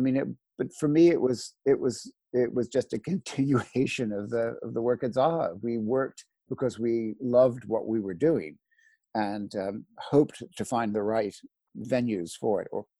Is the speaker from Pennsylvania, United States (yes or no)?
yes; Philadelphia, Pennsylvania, United States; also born or lived in Washington, D.C. / Los Angeles; I'm American. I was brought up in the States. The family's from New Orleans and Miami. And I was raised, my father was an engineer, and then he went into sort of the space industries. So we were moving around a lot. I was basically raised in Philadelphia and Washington, D.C.